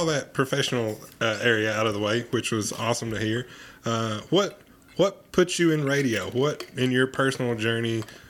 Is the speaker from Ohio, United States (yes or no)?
no; Sneedville, Tennessee, United States; moved away; also born or lived in La Follette, Tennessee; I'm from Hancock County